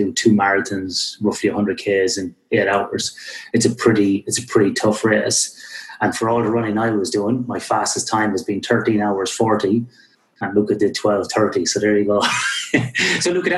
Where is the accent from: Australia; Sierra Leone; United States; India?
Australia; accent: Australian; also born or lived in Perth, Australia; I have got my Australian accent and it's very strong